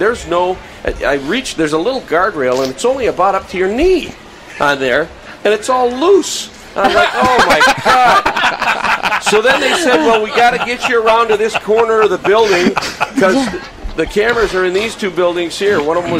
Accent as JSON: {"language": "English", "town": "Minneapolis", "region": "Minnesota", "country": "United States", "tie": "born or raised there", "said": "I grew up in the Twin Cities."}